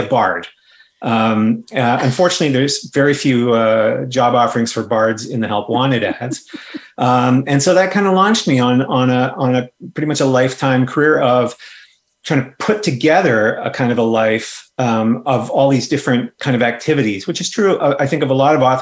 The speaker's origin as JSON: {"language": "English", "country": "Canada", "said": "I'm a Canadian fantasy author."}